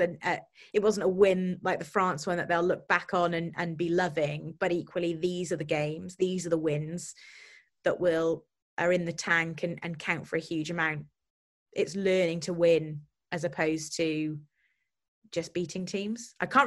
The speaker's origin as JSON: {"language": "English", "region": "Wales", "country": "United Kingdom", "tie": "born or raised there", "also_born_or_lived": "Oxford", "said": "I'm Welsh. I wasn't born in Wales. I was born in Oxford because that's where my parents lived when I was born. But I went through the Welsh school system."}